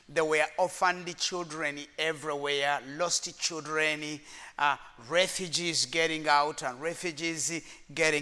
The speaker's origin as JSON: {"language": "English", "country": "Rwanda", "said": "I come from the nation of Rwanda"}